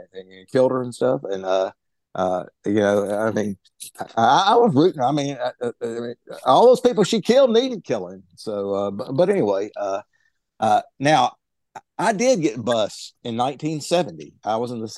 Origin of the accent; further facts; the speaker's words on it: Jackson, Mississippi, United States; I grew up in Jackson, Mississippi